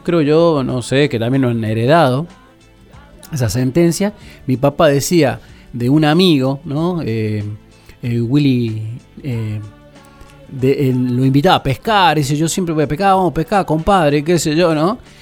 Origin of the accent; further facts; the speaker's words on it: Goya, Corrientes, Argentina; soy de Goya Corrientes también